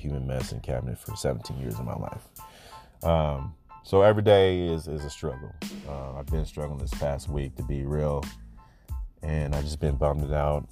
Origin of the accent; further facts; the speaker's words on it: Cedar Rapids, Iowa, United States; growing up in Cedar